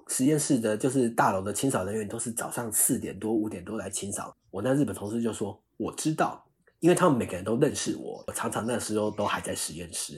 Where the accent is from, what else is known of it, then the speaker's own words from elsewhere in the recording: Taiwan; moved away as an adult; also born or lived in Australia / United States; now in San Francisco, United States; 我那一届就是还是台湾人